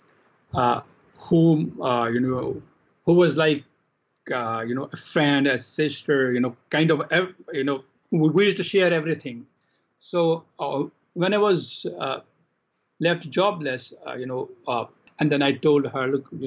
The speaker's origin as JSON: {"language": "English", "region": "Jammu and Kashmir", "country": "India", "tie": "born or raised there", "also_born_or_lived": "Calcutta", "said": "when I was a teenager in Kashmir, my hometown."}